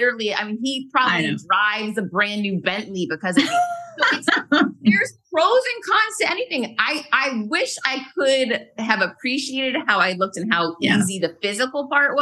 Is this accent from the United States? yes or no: yes; New England, United States; moved away; I'm originally from New England